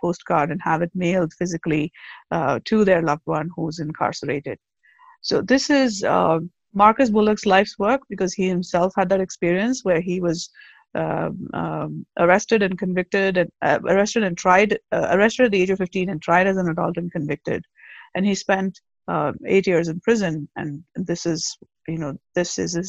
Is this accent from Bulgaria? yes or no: no; South India, India; moved away as an adult; also born or lived in Agra, India; now in United States; I'm originally from the South